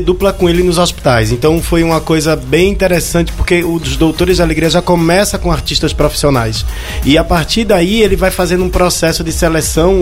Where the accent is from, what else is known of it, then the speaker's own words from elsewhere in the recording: Pernambuco, Brazil; eu sou pernambucano